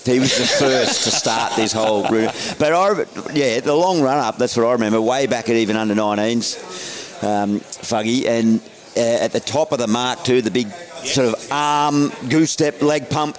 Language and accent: English; New South Wales, Australia; moved away as an adult; also born or lived in Western Australia; I never thought I would leave my home state.